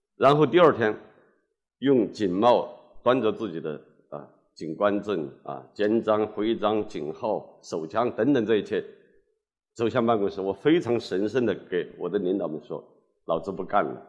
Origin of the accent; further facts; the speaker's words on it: Hubei, China; moved away; 我从我的故乡那个偏僻的土家中苗族小镇出发，湖北省的最偏僻的那个角落，就是我的故乡，在地图上可以标得清清楚楚